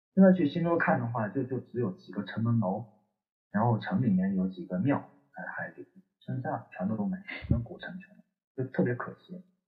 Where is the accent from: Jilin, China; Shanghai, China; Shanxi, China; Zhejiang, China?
Shanxi, China; also born or lived in Chengdu; now in Lhasa, China; 现在回了我老家山西一趟